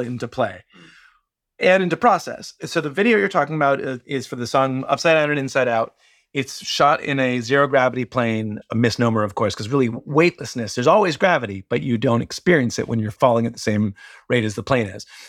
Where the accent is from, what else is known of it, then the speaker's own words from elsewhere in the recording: Washington, District of Columbia, United States; I grew up in Washington, D C, in the shadow of Discord Records